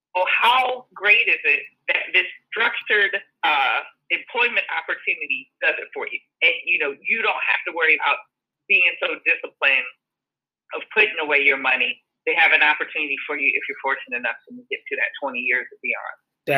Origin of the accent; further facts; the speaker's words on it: Maryland, United States; growing up in Maryland, went to games, but I never went to opening day.